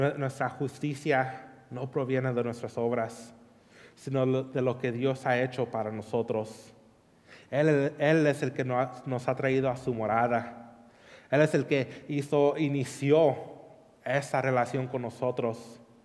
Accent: California, United States; moved away; crecí en California

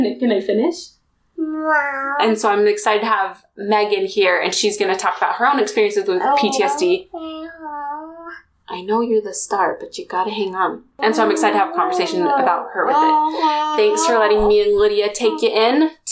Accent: Springville, Utah, United States; my hometown that I grew up in, Springville, Utah

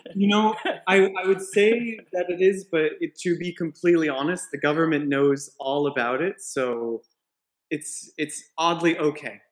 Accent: Colorado, United States; moved away as an adult; also born or lived in New York City, United States / Yamaguchi, Japan; now in Japan; I'm originally from Colorado

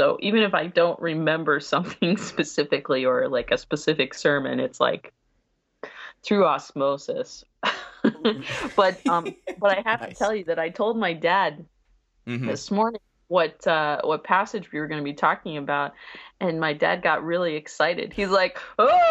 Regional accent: New York, United States; New York Public Schools

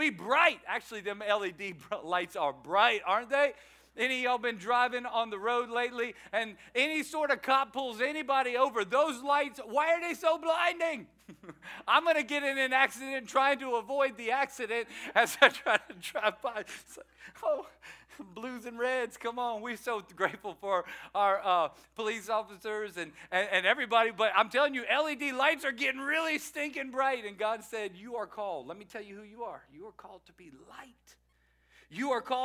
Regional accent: Louisiana, United States; moved away; I am a Cajun from Louisiana.

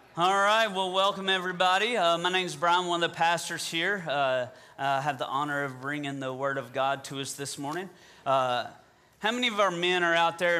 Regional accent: Southern, United States; accent: Southern; my Southern accent

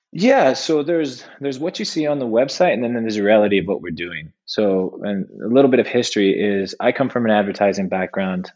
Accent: California, United States; I'm from California

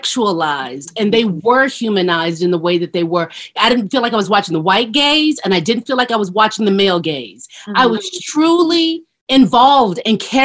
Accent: the South, United States; I'm from the South

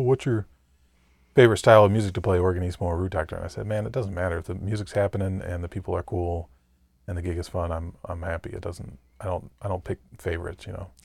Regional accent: Mason, Michigan, United States; I'm from Mason, Michigan

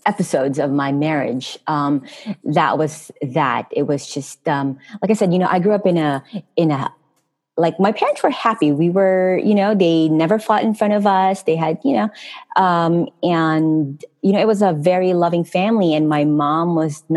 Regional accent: Philippines; moved away as an adult; I'm from Philippines

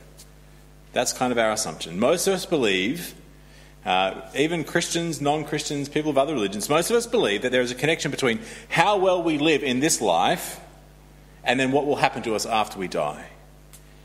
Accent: Australia; moved away; I'm Australian

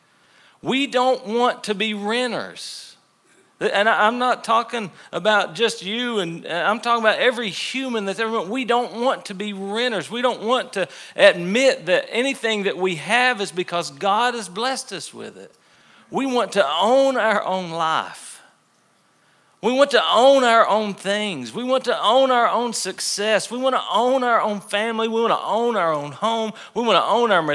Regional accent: the Bible Belt, United States; We grew up in the Bible Belt, most of us.

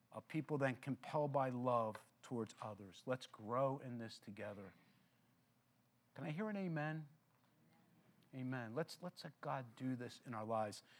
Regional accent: Philadelphia, Pennsylvania, United States; I grew up in Philadelphia

